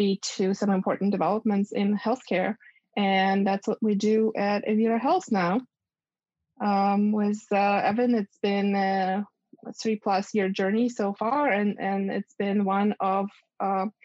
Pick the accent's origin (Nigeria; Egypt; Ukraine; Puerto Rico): Ukraine; moved away as an adult; also born or lived in Boston, United States; now in United States; growing up in Ukraine